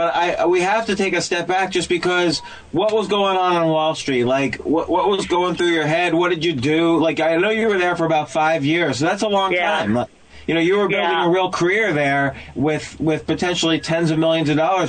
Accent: New Jersey, United States; I'm from New Jersey.

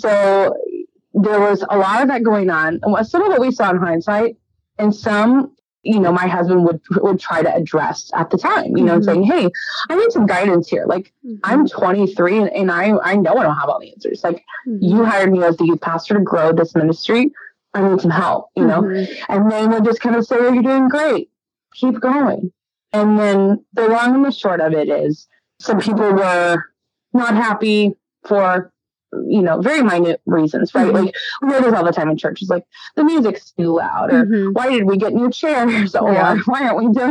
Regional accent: Dallas, Texas, United States; moved away as an adult; also born or lived in Hot Springs, Arkansas; I'm from Dallas, Texas

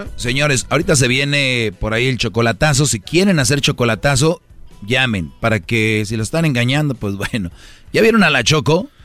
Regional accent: Monterrey, Nuevo León, Mexico; en Monterrey, de donde yo soy

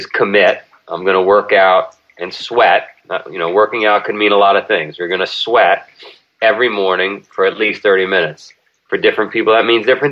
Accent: New York City, New York, United States; I grew up in Queens, and the neighborhood I grew up in was organized crime capital of the world.

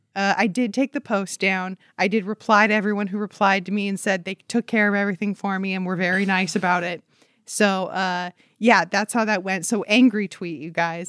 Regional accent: Huntington Beach, California, United States; I'm from Huntington Beach, California

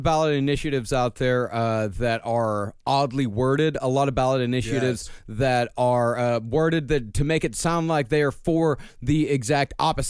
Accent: Texas, United States; moved away; Same here in Texas.

